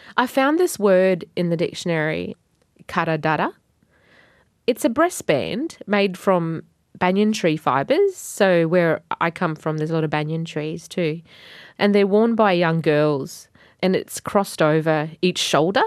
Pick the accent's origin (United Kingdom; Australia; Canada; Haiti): Australia; Wadjigan country, Northern Territory; first language Batjamal; My language is Bachamal, and I'm from the Wajigan tribe